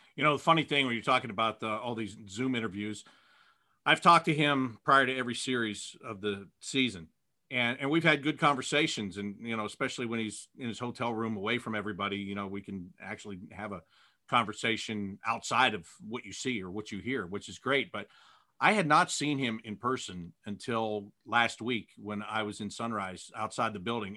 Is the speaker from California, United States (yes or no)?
no; Pittsburgh, Pennsylvania, United States; moved away; I was born in Pittsburgh